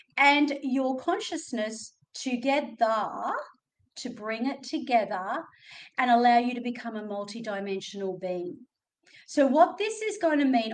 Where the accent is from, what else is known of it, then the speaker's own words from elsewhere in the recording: Australia; accent: Australian; my Australian accent